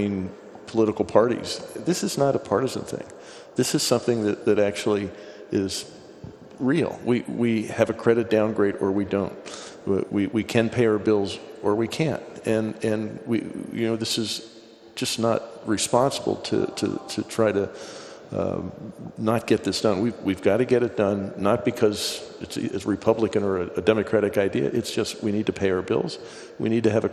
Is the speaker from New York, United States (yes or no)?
no; Pennsylvania, United States; I grew up in Pennsylvania